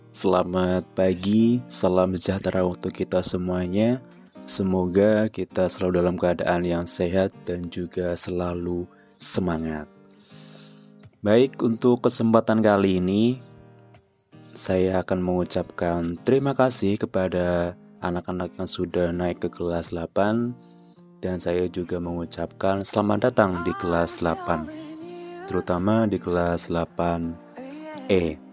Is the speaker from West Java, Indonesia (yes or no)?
no; Banyumas, Central Java, Indonesia; born there; Saya lahir di Banyumas pada tanggal 17 April 1900 1996